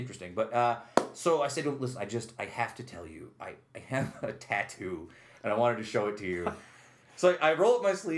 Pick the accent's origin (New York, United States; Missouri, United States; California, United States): New York, United States; Utica; I'm from Utica